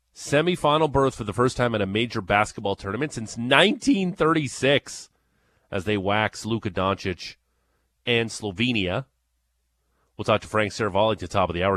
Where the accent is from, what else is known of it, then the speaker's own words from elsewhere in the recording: Niagara Falls, Ontario, Canada; I grew up in Niagara Falls, Ontario